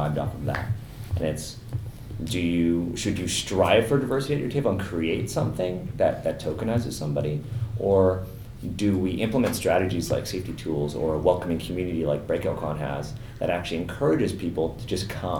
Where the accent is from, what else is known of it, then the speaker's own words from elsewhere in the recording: Toronto, Ontario, Canada; I grew up in the West End around High Park